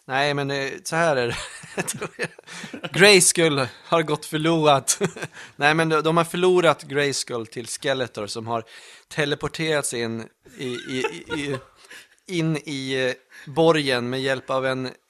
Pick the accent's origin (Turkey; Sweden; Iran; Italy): Italy; jag är väl italienare